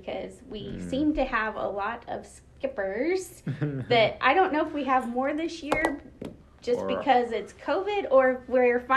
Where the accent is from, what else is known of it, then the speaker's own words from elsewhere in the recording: Mooresville, Indiana, United States; I grew up in Mooresville, Indiana, and went to Paul Hadley Middle School and Mooresville High School